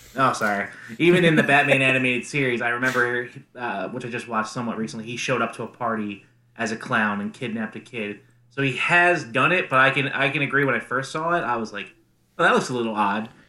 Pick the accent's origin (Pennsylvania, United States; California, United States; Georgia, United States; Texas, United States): Pennsylvania, United States; Philadelphia; Philadelphia, my hometown.